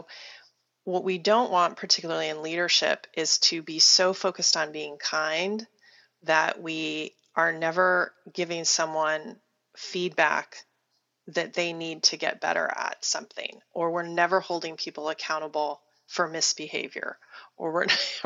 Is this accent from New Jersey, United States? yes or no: no; Wichita, Kansas, United States; moved away; I was born in Wichita, Kansas, which is about the most Midwestern town in the Midwest you can possibly be from.